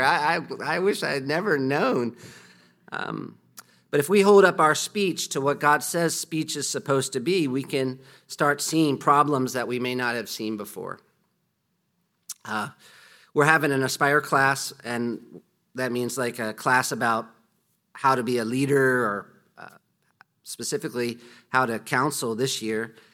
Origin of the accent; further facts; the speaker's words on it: United States; moved away; I'm from America